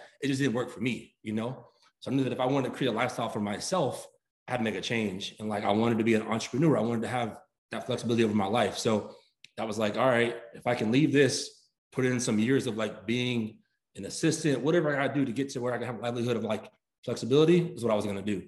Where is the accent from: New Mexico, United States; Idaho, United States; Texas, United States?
Texas, United States; Fort Worth; also born or lived in Atlanta, Georgia; I grew up here in DFW, more so Fort Worth, Texas